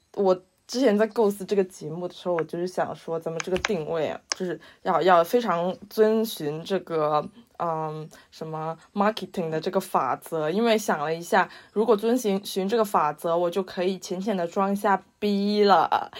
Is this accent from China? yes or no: yes; China; moved away as an adult; now in Manchester, United Kingdom; 我是一个土生土长中国，土生土长